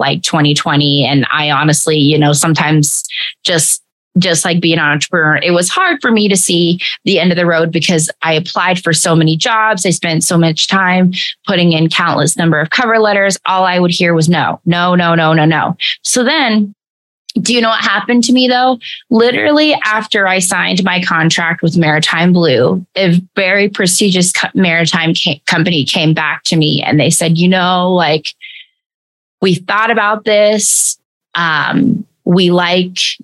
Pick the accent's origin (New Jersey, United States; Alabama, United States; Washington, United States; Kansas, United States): Washington, United States; Tacoma; I grew up in Tacoma. So I grew up in Tacoma